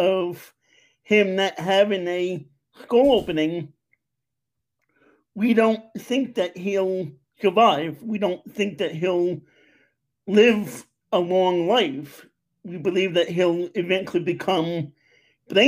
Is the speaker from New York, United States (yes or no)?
yes; New York City, New York, United States; also born or lived in Long Island, New York; now in Westchester, United States; I am originally from Long Island, New York. You know, grew up in Queens, and now I'm living in Westchester, PA